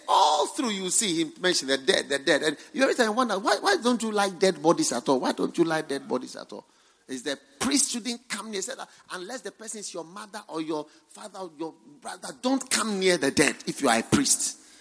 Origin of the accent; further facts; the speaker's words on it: Ghana; I'm not a full Ghanaian, I'm half Ghanaian.